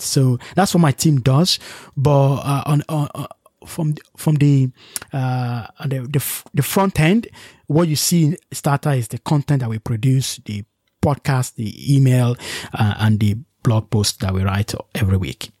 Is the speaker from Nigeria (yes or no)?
yes; Nigeria; moved away; also born or lived in United Kingdom; I'm from Nigeria